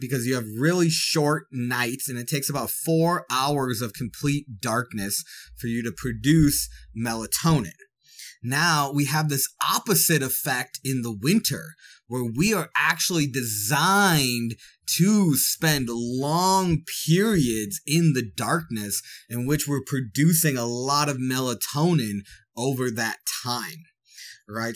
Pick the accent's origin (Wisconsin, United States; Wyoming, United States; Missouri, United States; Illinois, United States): Wisconsin, United States; I'm from Wisconsin